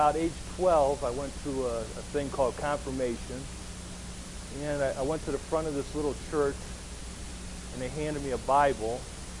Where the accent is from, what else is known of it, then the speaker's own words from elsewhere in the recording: Oberlin, Ohio, United States; I grew up in Cleveland, Ohio. I actually grew up in a little town called Oberlin, which is just west of Cleveland